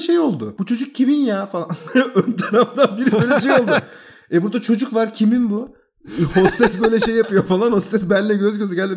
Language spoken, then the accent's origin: Turkish; Bursa, Turkey; ben Bursalıyım